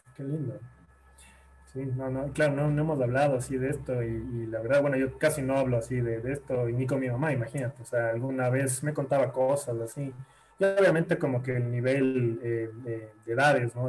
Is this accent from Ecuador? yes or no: yes; Guayaquil, Guayas, Ecuador; now in Quito, Ecuador; yo nací en, en Guayaquil y, después fue como me, vine a vivir acá a Quito, donde vivo actualmente